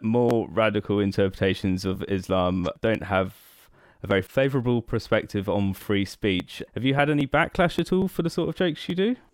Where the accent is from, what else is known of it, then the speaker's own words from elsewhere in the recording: near Oxford, South East England, United Kingdom; now in Brighton, United Kingdom; I live in Brighton now, but I was originally from near Oxford